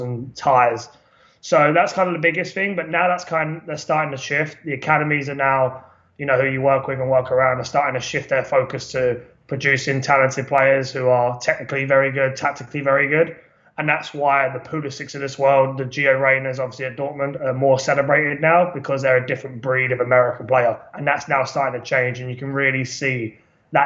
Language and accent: English; London, United Kingdom; now in California, United States; I am English, born in London. But yeah, living in America is great